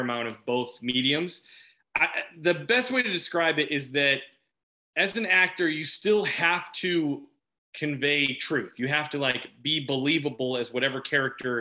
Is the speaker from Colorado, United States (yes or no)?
no; Carol Stream, Illinois, United States; I grew up in Carroll Stream, which is only about 30 minutes west of the city